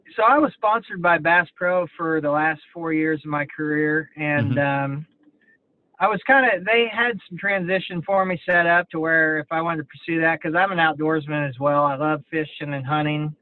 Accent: Kansas City, Missouri, United States; I grew up there around the Kansas City area

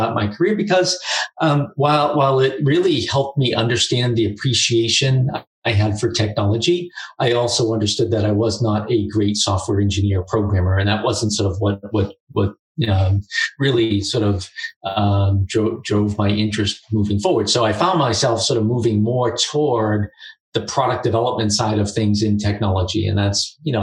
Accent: Boston, Massachusetts, United States; I grew up in Boston, just outside of Boston

